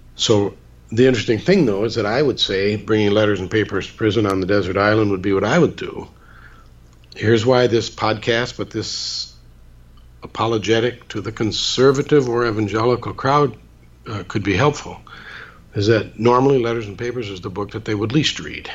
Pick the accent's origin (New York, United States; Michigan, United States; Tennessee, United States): Michigan, United States; Muskegon; I gave a lecture in my hometown of Muskegon, Michigan